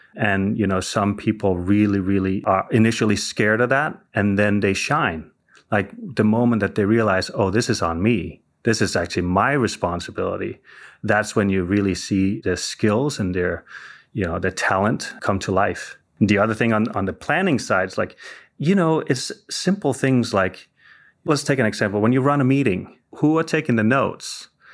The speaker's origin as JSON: {"language": "English", "country": "Denmark", "also_born_or_lived": "Southern California", "moved": "as an adult", "lives_now": "Silicon Valley, United States", "said": "I'm originally from Denmark, and I moved to, uh, California in, uh, two thousand, uh, you know, basically for love"}